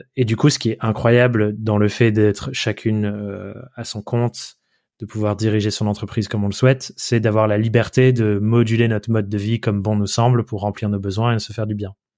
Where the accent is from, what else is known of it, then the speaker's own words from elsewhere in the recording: Dordogne, Nouvelle-Aquitaine, France; moved away as an adult; also born or lived in Paris; now in Corrèze, France; on habite en Corrèze et j'ai grandi en Dordogne.